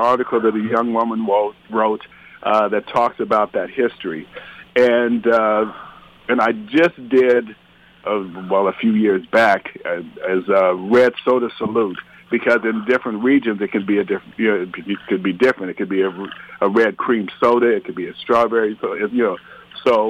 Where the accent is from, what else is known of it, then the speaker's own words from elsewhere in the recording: Arizona, United States; I'm originally from Arizona